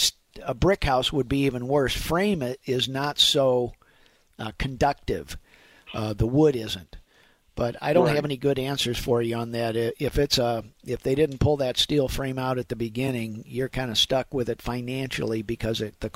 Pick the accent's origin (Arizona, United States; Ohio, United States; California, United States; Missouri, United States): Missouri, United States; Afton; I grew up in Afton